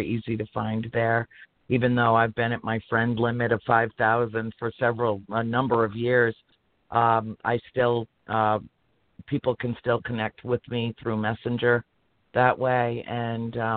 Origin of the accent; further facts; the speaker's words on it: Harrisville, Rhode Island, United States; moved away; also born or lived in Cumberland, Rhode Island; in Harrisville, Rhode Island, in my hometown.